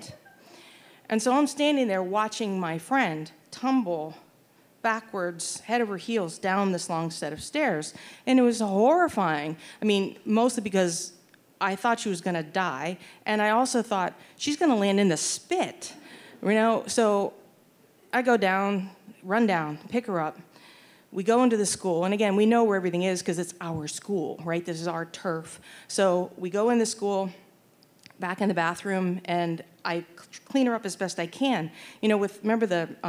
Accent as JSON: {"language": "English", "town": "Pittsburgh", "region": "Pennsylvania", "country": "United States", "tie": "born or raised there", "moved": "yes", "said": "the parochial school that I attended, St. Scholastica Elementary School in Pittsburgh, Pennsylvania"}